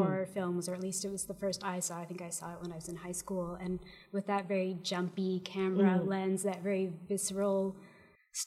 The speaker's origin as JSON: {"language": "English", "town": "Fredericton", "region": "New Brunswick", "country": "Canada", "tie": "born or raised there", "also_born_or_lived": "Victoria / Toronto", "moved": "as an adult", "lives_now": "Montreal, Canada", "said": "I'm originally from Fredericton, New Brunswick, but I've been here for about 11 years."}